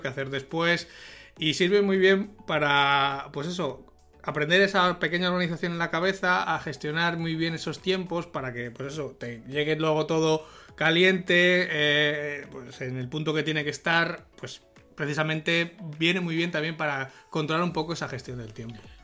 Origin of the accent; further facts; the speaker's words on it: Salamanca, Castile and León, Spain; soy de Salamanca